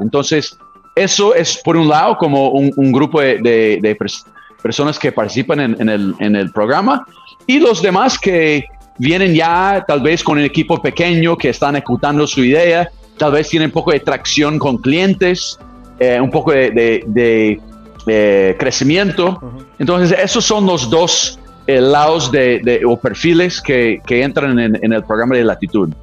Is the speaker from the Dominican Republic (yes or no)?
no; California, United States; Spanish is a second language; moved away as an adult; no soy eh, mexicano, no soy, soy un gringo de, California